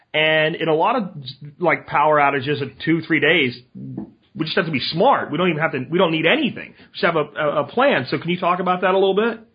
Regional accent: Pennsylvania, United States; I grew up in Pennsylvania

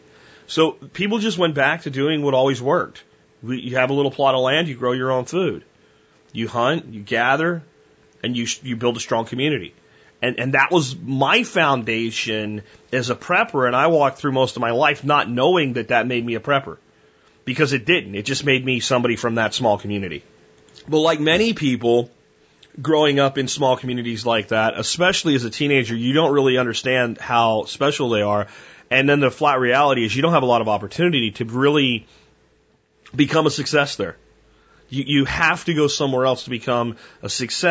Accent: Jonestown, Pennsylvania, United States; where I'm from, look at Minersville and look north of there

